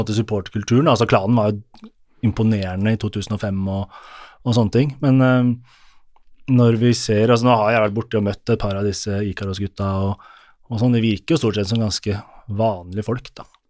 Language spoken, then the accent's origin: Norwegian; Oslo, Norway; jeg er oppvokst på Oslo øst